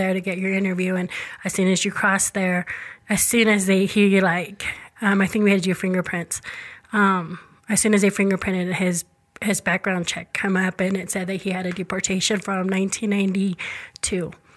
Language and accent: English; Rexburg, Idaho, United States; born and raised in Rexburg all my life, so I've never moved out of Idaho.